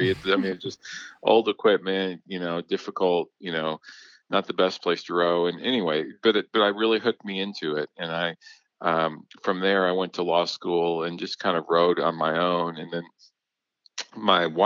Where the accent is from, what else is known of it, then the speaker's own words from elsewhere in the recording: Minnesota, United States; also born or lived in Kansas; I actually I grew up in Minnesota, and so I was I was born in Kansas. My dad worked for the federal government, so we kind of moved around a little bit